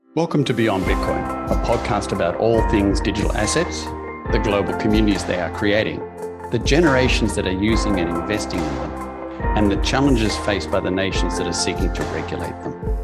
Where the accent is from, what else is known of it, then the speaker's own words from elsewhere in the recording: Australia; I grew up in Australia